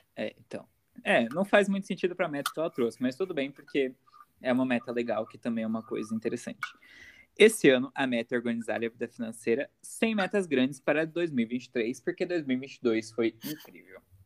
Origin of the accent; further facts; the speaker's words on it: a city near São Paulo, Brazil; não sou de São Paulo, São Paulo. Eu sou é. de uma cidade perto